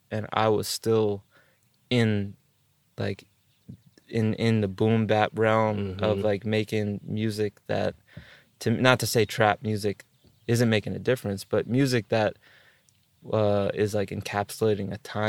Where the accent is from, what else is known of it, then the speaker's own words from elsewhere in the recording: East Coast, United States; because I'm from the East Coast.